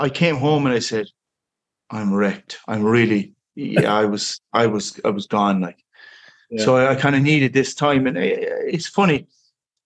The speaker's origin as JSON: {"language": "English", "town": "Tralee", "region": "Munster", "country": "Ireland", "tie": "born or raised there", "also_born_or_lived": "Cork City", "moved": "yes", "lives_now": "Tralee, Ireland", "said": "We kind of moved back to my hometown. Is a place called Tralee."}